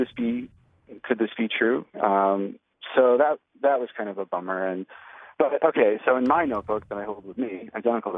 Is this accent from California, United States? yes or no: no; Minneapolis, Minnesota, United States; We're both from Minneapolis